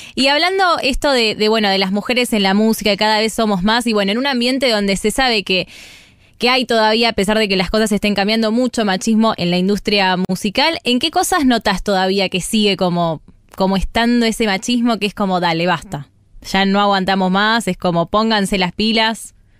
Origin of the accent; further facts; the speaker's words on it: Monte Grande, Buenos Aires Province, Argentina; soy más de Monte Grande